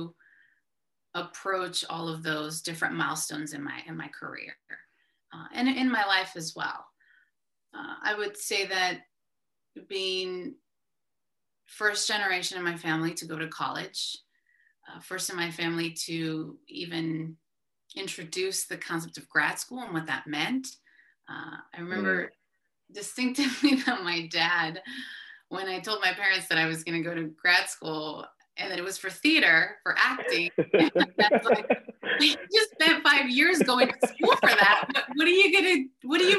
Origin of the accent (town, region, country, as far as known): San Diego, California, United States; born or raised there; first language Spanish; English is a second language; moved away as an adult; also born or lived in Columbus, Ohio